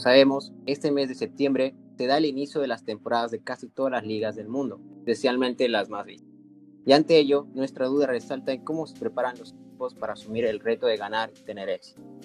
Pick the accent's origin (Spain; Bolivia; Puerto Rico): Bolivia; yo soy boliviano